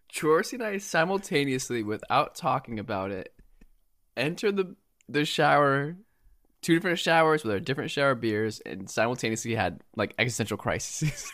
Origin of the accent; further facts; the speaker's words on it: Japan; moved away; I grew up in Japan